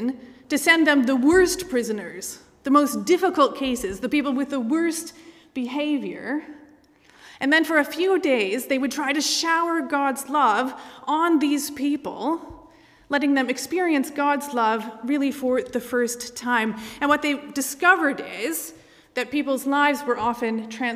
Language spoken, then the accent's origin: English; Michigan, United States; moved away; I grew up in the United States, in the state of Michigan